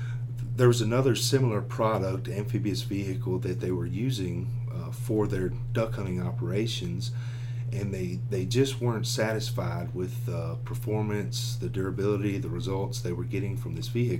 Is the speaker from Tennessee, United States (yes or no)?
yes; Covington, Tennessee, United States; also born or lived in Chicago; I grew up in Covington, Tennessee, which is 40 miles north of Memphis. Born and raised there in Covington, Covington High graduate.